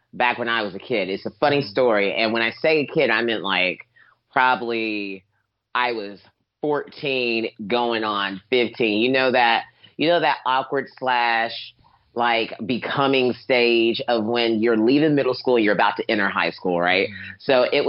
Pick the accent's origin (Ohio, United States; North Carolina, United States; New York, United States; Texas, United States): North Carolina, United States; moved away; also born or lived in Los Angeles; I'm from North Carolina